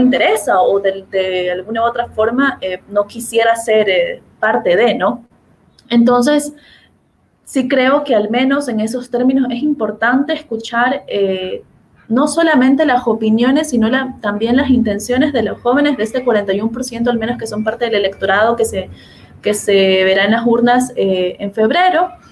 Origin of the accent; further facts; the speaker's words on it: Guayaquil, Guayas, Ecuador; de donde yo soy, de Guayaquil